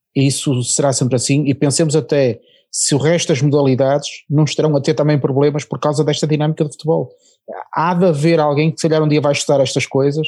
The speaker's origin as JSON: {"language": "Portuguese", "country": "Portugal"}